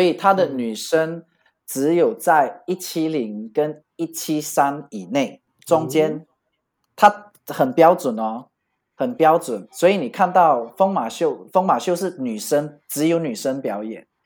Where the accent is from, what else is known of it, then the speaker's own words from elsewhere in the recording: Malaysia; moved away as an adult; also born or lived in Bali, Indonesia; now in Paris, France; 因为我是马来西亚人，那我们这边就叫假斗